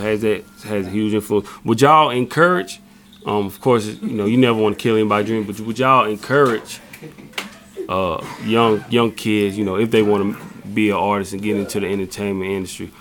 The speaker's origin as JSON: {"language": "English", "region": "South Carolina", "country": "United States", "said": "we're from South Carolina"}